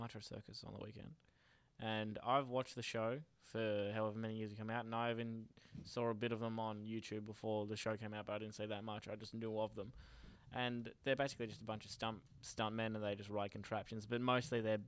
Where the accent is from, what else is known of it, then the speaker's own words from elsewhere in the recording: Pearcedale, Victoria, Australia; I'm from Piercedale